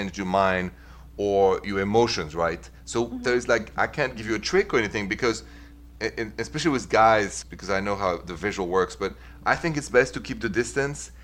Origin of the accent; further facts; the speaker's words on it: Paris, Île-de-France, France; accent: French; English is a second language; moved away as an adult; also born or lived in Midwest, United States; now in United States; The accent is French